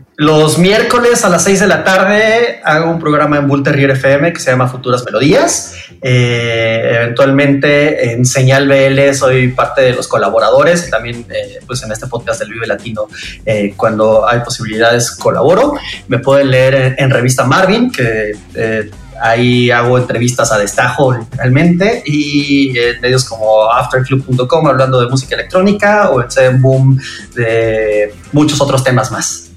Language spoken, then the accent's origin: Spanish; Mexico; los valores con los que nos fueron forjando como mexicanos